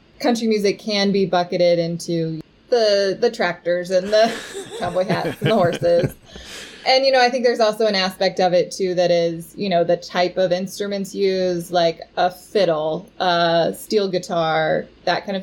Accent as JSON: {"language": "English", "town": "Houston", "region": "Texas", "country": "United States", "tie": "born or raised there", "said": "I grew up in Houston, Texas, where there's actually the world's largest rodeo"}